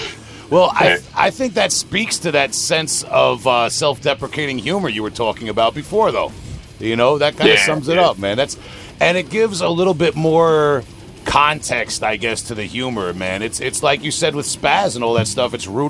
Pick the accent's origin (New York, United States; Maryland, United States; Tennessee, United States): New York, United States; Long Island; I'm from Long Island, New York.